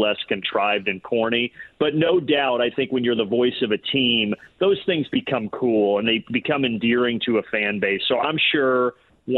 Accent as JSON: {"language": "English", "region": "Indiana", "country": "United States", "tie": "born or raised there", "moved": "yes", "said": "back in my home state. I really think it's Indiana."}